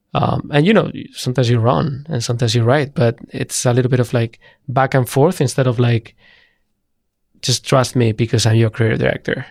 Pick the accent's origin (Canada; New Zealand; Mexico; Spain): Spain; moved away as an adult; also born or lived in United Kingdom / San Francisco; I'm from Spain